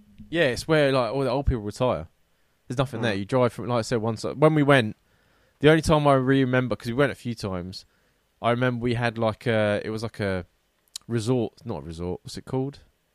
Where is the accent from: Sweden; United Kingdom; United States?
United Kingdom; Isle of Wight, South East England; I'm from the Isle of Wight and everyone almost knows each other there. And to top it off, most of the population are retired. It's just not my type of place.